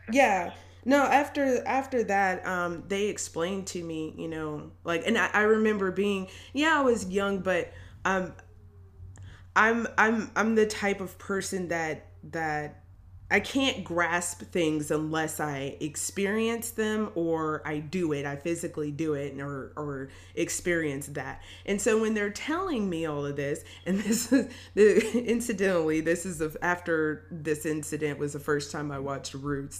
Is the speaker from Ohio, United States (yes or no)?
no; Tennessee, United States; also born or lived in Milwaukee, Wisconsin; we moved to Tennessee when I was pretty young, and I ended up going to uh, elementary schools here